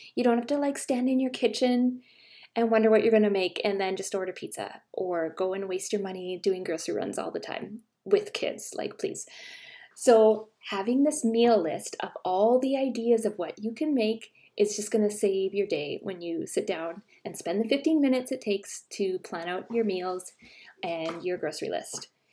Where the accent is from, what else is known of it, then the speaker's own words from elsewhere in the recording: Canada; I'm Canadian